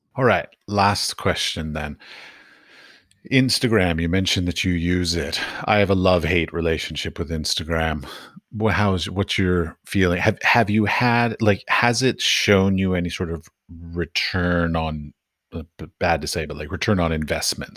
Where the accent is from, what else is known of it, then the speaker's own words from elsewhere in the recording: United States; I come from America